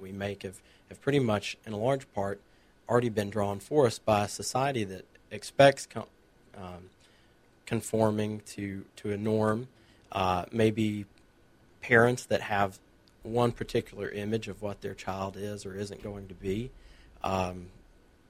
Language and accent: English; Murphy, North Carolina, United States; I grew up over in Murphy, North Carolina